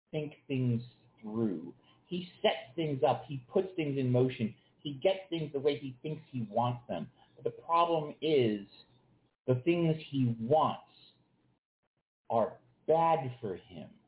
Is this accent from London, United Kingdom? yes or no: yes; London, United Kingdom; I would like to have that match in my hometown of London